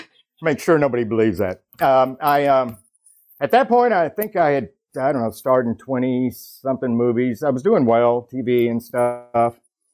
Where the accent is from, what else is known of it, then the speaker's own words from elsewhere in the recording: Texas, United States; I'm from Texas, too, by the way.